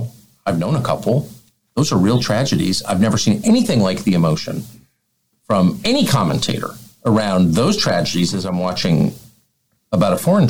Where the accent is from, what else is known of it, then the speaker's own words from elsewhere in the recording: United States; I'm an American.